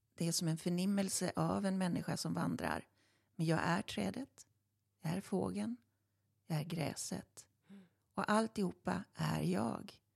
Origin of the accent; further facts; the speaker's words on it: Stenungsund, Västra Götaland, Sweden; i Stenungsund där vi kommer ifrån